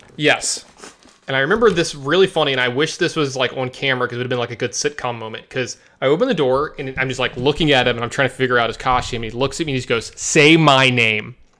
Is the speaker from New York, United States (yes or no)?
no; Louisiana, United States; moved away; also born or lived in Las Vegas, Nevada / Dallas, Texas; I am a Southern boy, for anyone who doesn't know, you know, I was born and raised in Louisiana